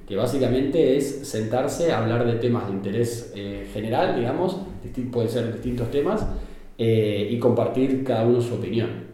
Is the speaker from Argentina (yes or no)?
yes; Argentina; moved away as an adult; now in Barcelona, Spain; yo soy argentino.